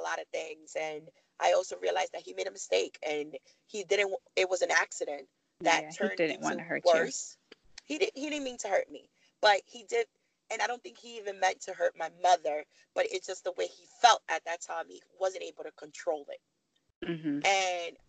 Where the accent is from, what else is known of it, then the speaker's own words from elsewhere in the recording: New York City, New York, United States; moved away as an adult; also born or lived in Miami; now in Virginia, United States; I grew up in Harlem